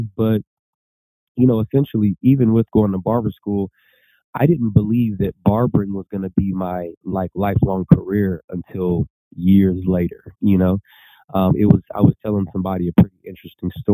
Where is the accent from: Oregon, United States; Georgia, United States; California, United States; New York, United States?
California, United States; Lancaster Palmdale area; also born or lived in Bellflower, California; I grew up near the Lancaster Palmdale area